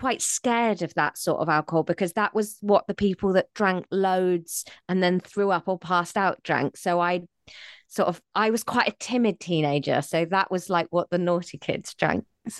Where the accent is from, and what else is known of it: South West England, United Kingdom; born or raised there